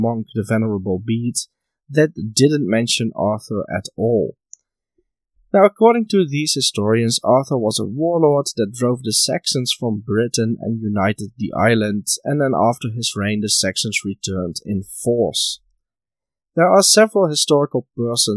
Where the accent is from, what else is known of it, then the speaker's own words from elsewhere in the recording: Netherlands; my home country of the Netherlands